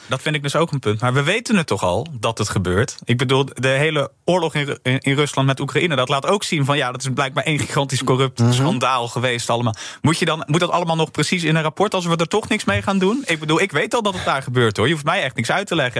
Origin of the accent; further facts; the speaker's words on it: Rotterdam, South Holland, Netherlands; dan ben ik zelf nog randstedeling. En dan, maar dan kan ik als Rotterdammer